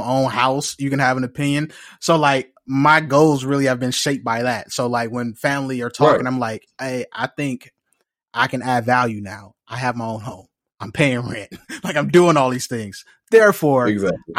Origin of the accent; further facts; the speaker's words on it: Los Angeles, California, United States; from South Central LA Compton